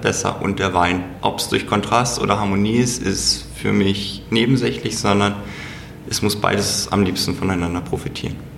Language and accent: German; Hanover, Lower Saxony, Germany; moved away as an adult; also born or lived in Black Forest; now in Franconia, Germany; Ich bin gebürtiger Hannoveraner